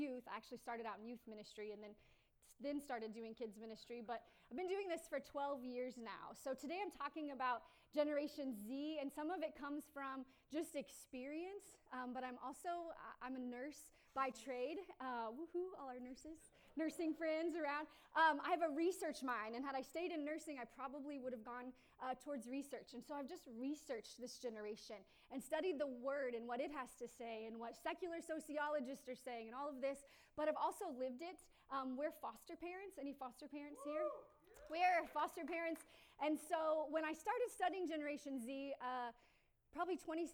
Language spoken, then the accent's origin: English; Newcastle, United States; moved away as an adult; I grew up in Newcastle